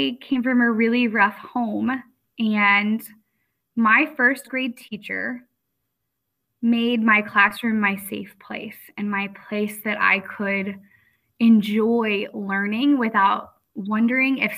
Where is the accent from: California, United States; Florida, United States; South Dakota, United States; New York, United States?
Florida, United States; moved away as an adult; now in Lafayette, United States; I am originally from Florida